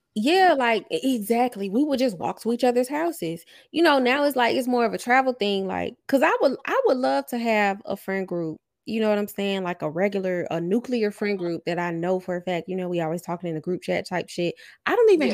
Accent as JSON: {"language": "English", "region": "the South", "country": "United States", "also_born_or_lived": "West Coast", "said": "I'm from the South"}